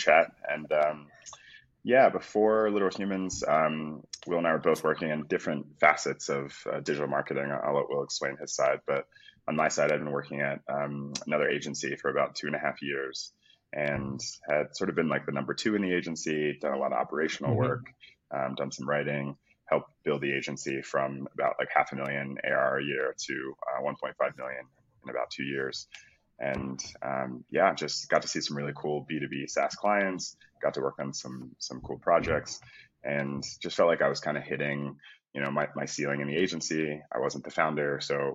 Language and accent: English; Philadelphia, Pennsylvania, United States; moved away; also born or lived in United Kingdom; I'm from Philadelphia originally.